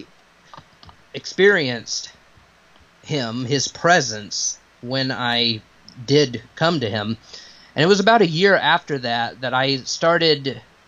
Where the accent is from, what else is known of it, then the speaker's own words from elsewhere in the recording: Piedmont, South Carolina, United States; I grew up in the Bible Belt down here in Piedmont, South Carolina, in the upstate area